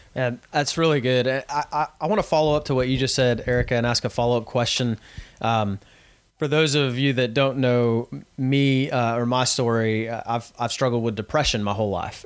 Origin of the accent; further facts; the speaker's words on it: Texas, United States; I'm from Texas